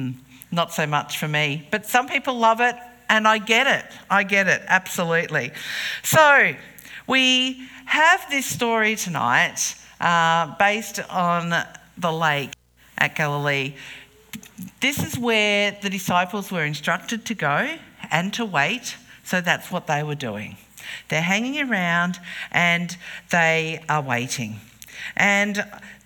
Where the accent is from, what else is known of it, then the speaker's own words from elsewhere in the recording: King Island, Tasmania, Australia; We were growing up on King Island